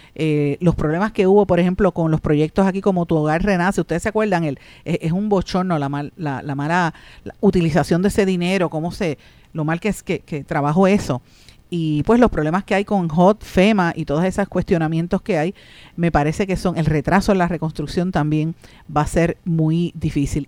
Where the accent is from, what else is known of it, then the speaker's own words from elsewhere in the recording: Puerto Rico; Nosotros somos una colonia de Estados Unidos